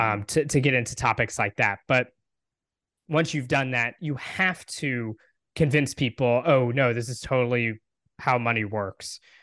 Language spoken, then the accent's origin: English; Texas, United States; I live in Texas, I'm from Texas, um, and my family has been here a long time